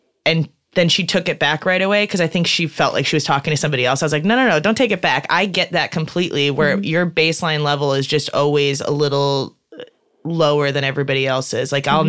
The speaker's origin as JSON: {"language": "English", "region": "Midwest", "country": "United States", "said": "and I'm from the Midwest, so I always kind of just go back to people in the Midwest."}